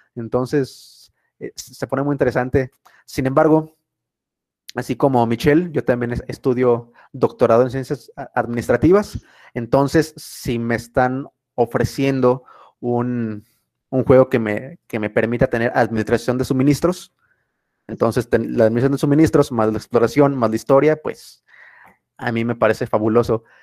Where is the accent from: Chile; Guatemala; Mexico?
Mexico; para nosotros, por ejemplo, como mexicanos